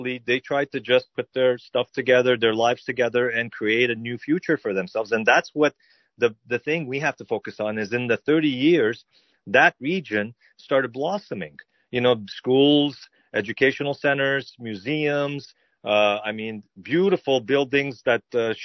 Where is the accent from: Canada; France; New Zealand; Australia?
Canada; as an Armenian growing up in Canada, my parents were born in Beirut